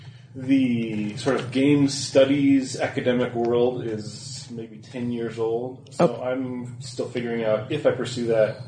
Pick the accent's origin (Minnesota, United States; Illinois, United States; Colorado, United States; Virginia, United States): Minnesota, United States; Rochester; moved away as an adult; now in Denmark; I'm a Minnesota boy.